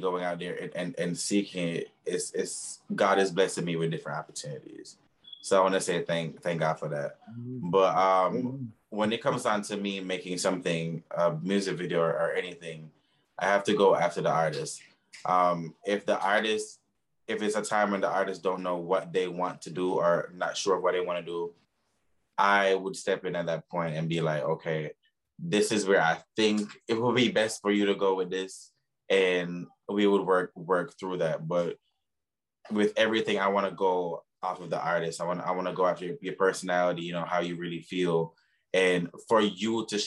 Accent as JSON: {"language": "English", "country": "Jamaica", "tie": "born or raised there", "moved": "yes", "said": "I'm originally from Jamaica."}